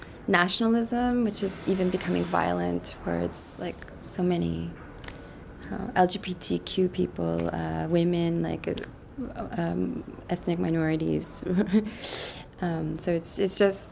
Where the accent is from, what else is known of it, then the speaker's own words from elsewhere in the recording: Canada; moved away as an adult; now in Brussels, Belgium; I'm Canadian. I'm born in Canada